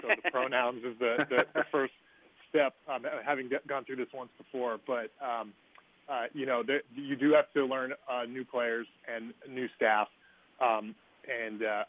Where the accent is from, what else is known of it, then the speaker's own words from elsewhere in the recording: Northern Virginia, United States; moved away as an adult; also born or lived in St. Louis / Houston; now in Baltimore, United States; when you were a kid growing up in Northern Virginia. And I was growing up in the 80s and 90s